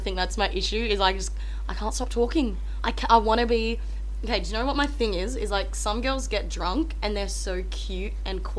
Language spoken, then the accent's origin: English; Darwin, Northern Territory, Australia; I was born back in Darwin. My family lived there.